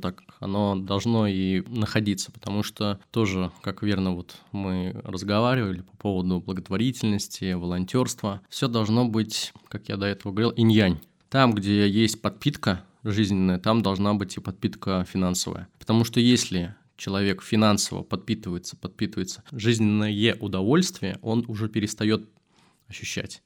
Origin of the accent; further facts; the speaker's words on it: Kazan, Tatarstan, Russia; хоть я из Татарстана, хоть я из Казани, где в основном это мусульмане